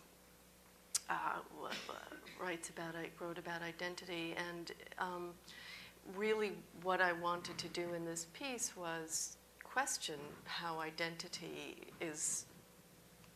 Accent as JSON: {"language": "English", "region": "New York", "country": "United States", "said": "being a New Yorker living here"}